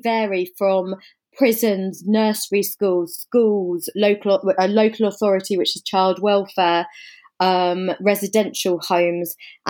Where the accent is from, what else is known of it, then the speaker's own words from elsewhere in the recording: England, United Kingdom; also born or lived in Africa; now in London, United Kingdom; So I guess you can probably hear from the accent. I'm English. I'm based in London.